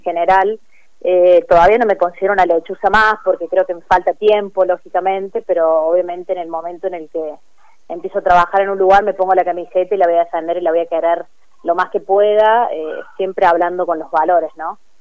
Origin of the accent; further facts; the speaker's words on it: Córdoba, Argentina; moved away as an adult; now in Río Cuarto, Argentina; yo me crié en Córdoba y los últimos seis años había estado un poco más lejos